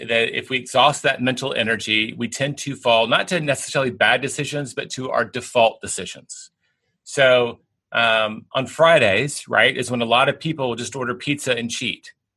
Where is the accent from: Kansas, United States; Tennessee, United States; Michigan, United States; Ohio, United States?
Tennessee, United States; now in Texas, United States; I'm in Texas, I grew up in Tennessee